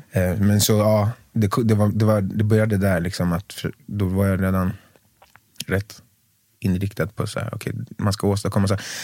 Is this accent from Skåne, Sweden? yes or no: no; Skogås, Stockholm County, Sweden; also born or lived in Tumba; när jag var väldigt liten bodde vi i Tumba. Mm. Sen Skogås.